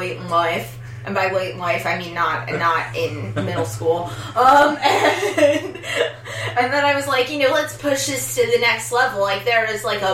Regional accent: Philadelphia, Pennsylvania, United States; I grew up in Philly

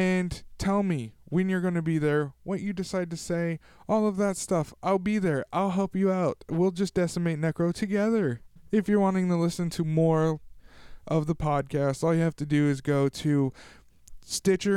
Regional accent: Tulare, California, United States; my hometown of Tulare, California

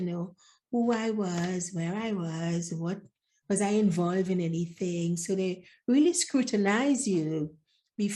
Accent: Trinidad & Tobago; moved away; also born or lived in Grenada; I was born in Grenada, but grew up in Trinidad

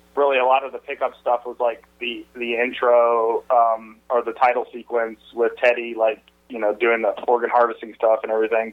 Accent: Atlanta, Georgia, United States; I grew up in Atlanta

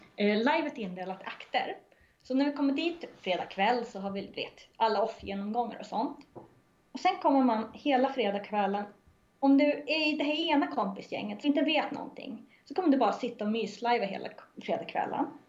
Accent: Norrland, Sweden; jag är norrlänning

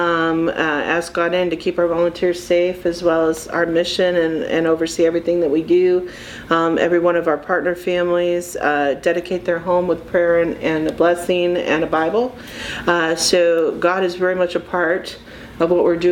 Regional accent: Findlay, Ohio, United States; moved away; also born or lived in Michigan; This Findlay's my hometown. I was gone for almost 30 years and working and living in Michigan, and I'm just really grateful to be back home

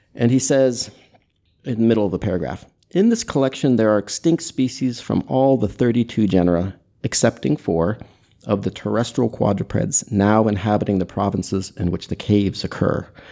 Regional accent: United States; I'm an American

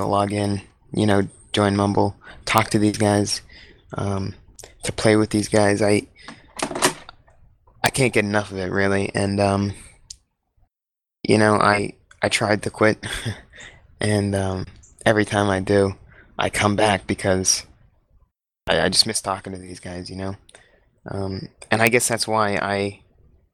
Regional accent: United States; I'm from the United States of America.

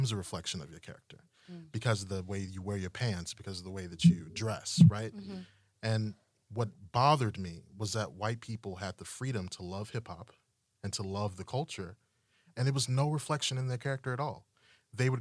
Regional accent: the South, United States; I grew up in the South

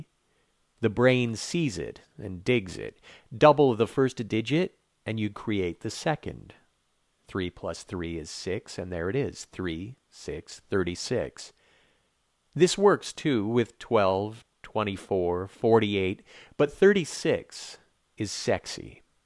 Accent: Quebec, Canada; Growing up in Quebec

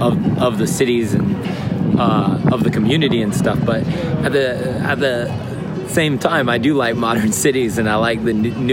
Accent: Los Angeles, California, United States; moved away as an adult; now in Osaka, Japan; I'm from California

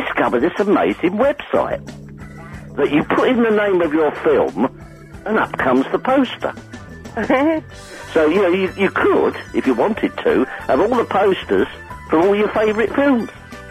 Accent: London, United Kingdom; I'm from South Norwood, the most famous place in South London.

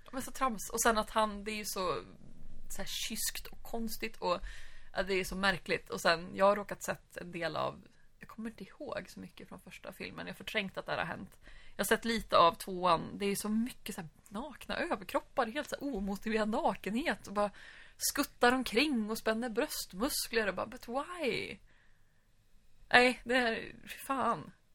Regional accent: Sweden; Vi som var svenskar

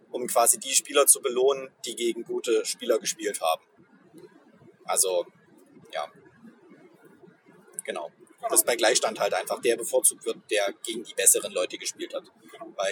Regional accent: East Germany, Germany; wir haben den Tag der deutschen Einheit richtig gut gefeiert, indem wir als Ostdeutsche in den Westen gefahren sind

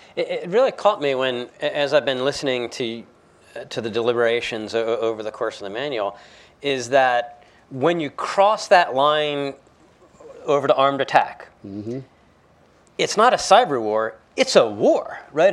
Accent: United States; as an American

